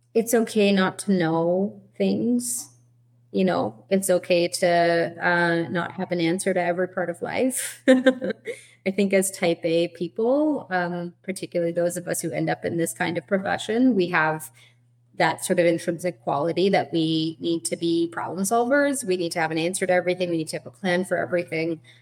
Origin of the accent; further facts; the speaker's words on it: Edmonton, Alberta, Canada; moved away as an adult; now in Toronto, Canada; we are actually originally from Edmonton, uh, from your home province, Alberta